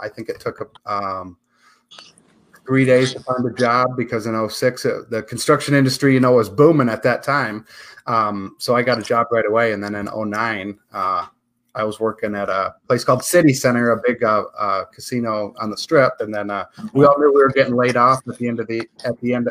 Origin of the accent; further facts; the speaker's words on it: Michigan, United States; moved away as an adult; now in Las Vegas, United States; After 25 years of gray skies and snow in April, I left Michigan for the bright lights of Sin City back in 2006.